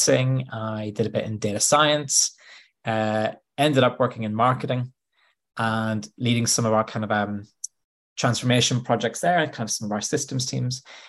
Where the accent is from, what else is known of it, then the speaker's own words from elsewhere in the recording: Bangor, Northern Ireland, United Kingdom; moved away as an adult; now in Nottingham, United Kingdom; I grew up in Northern Ireland. So I grew up in a little coastal town called Bangor.